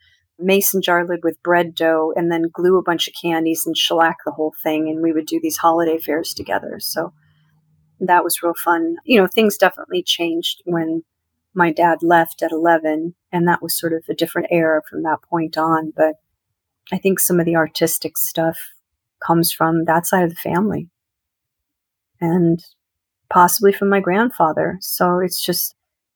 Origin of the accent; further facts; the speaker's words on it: San Luis Obispo, California, United States; also born or lived in Syracuse, New York; Grew up in Syracuse for about 5 years until we moved to California when I was 5 or 6 years old. My dad took a job out there. I'm an only child. And he took a job out there in California in a little coastal town called San Luis Obispo